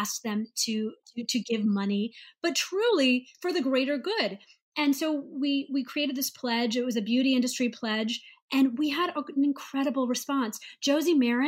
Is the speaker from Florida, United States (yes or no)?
no; St. Louis, Missouri, United States; moved away as an adult; also born or lived in Ohio; I grew up in St. Louis, Missouri